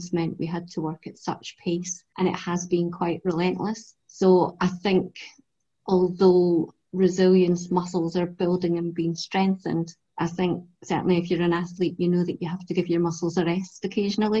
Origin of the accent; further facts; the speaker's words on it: Edinburgh, Scotland, United Kingdom; I was brought up in North Edinburgh.